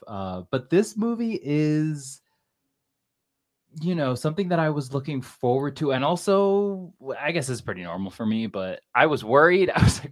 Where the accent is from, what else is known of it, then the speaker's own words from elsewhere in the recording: United States; I'm American